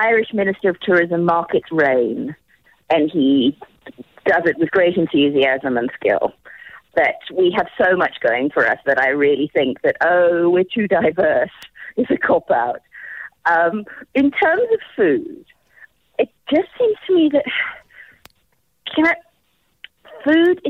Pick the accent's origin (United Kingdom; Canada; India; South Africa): South Africa